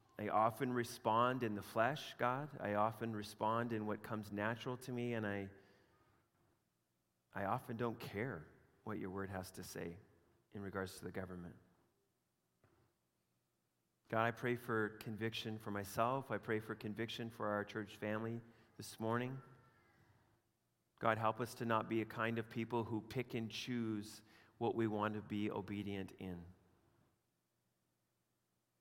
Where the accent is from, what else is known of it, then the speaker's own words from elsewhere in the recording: Canada; my growing up in Canada